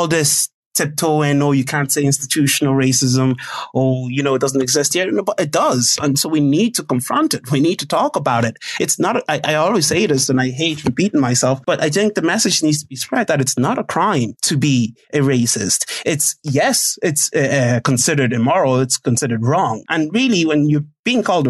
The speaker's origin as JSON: {"language": "English", "country": "Ireland", "tie": "born or raised there", "said": "when I was growing up in Ireland in secondary school."}